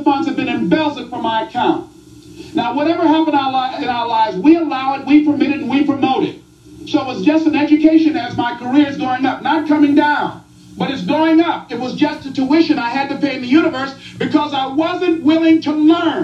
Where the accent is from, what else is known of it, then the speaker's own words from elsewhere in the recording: Miami, Florida, United States; I was born in Liberty City